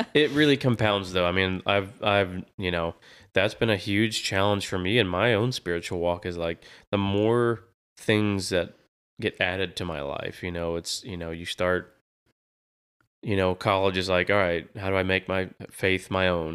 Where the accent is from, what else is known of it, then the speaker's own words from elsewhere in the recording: Florida, United States; moved away as an adult; now in Texas, United States; I grew up in Florida